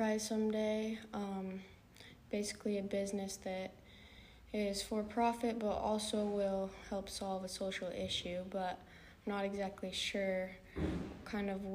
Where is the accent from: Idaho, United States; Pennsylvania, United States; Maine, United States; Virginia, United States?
Idaho, United States; Boise; moved away as an adult; now in Hawaii, United States; I'm from Boise, Idaho, and I've been here at BYU Hawaii for about a year and a half now.